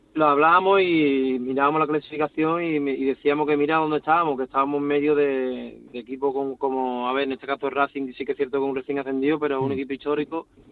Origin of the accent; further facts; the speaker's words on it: Cádiz, Andalusia, Spain; now in Almendralejo, Spain; soy de Cádiz y lo he mamado desde pequeño